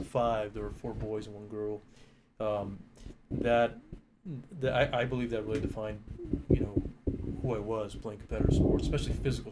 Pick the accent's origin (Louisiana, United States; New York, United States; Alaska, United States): Alaska, United States; Anchorage; moved away as an adult; also born or lived in Glendale, California; now in Albuquerque, United States; I was a transplant to Albuquerque from Anchorage, Alaska, where I grew up. I was born in Glendale, California.